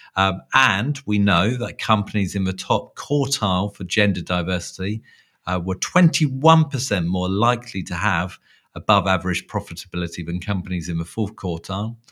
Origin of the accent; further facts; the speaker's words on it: London, United Kingdom; within London, um, at my hometown